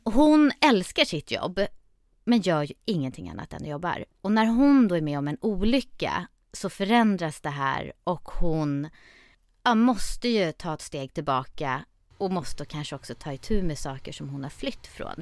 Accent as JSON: {"language": "Swedish", "town": "Stockholm", "region": "Stockholm County", "country": "Sweden", "tie": "born or raised there", "said": "jag är född och uppvuxen i Stockholm"}